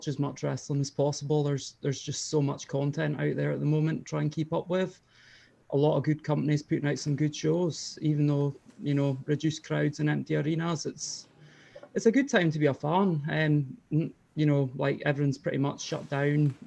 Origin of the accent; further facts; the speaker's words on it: Elgin, Scotland, United Kingdom; I'm up that way. I'm from Elgin